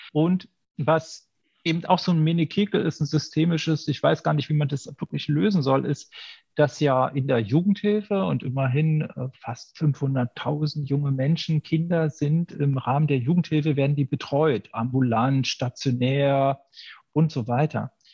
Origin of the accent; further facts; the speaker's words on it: Berlin, Germany; Ich komme aus der Deutschen Demokratischen Republik. Ja aus, aus Berlin